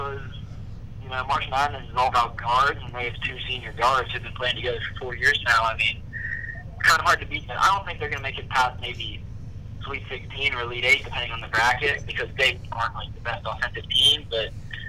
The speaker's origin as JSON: {"language": "English", "town": "Pittsburgh", "region": "Pennsylvania", "country": "United States", "said": "from Pittsburgh, Pennsylvania."}